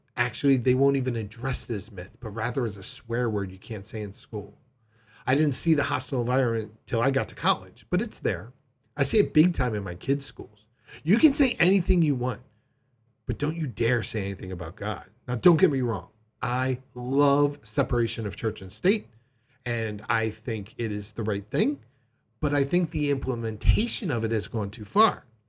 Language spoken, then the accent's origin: English; Delaware, United States; my home state of Delaware